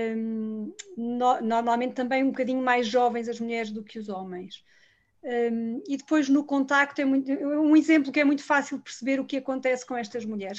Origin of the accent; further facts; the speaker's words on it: Lisbon, Portugal; eu sou de Lisboa, nasci em Lisboa e cresci em Lisboa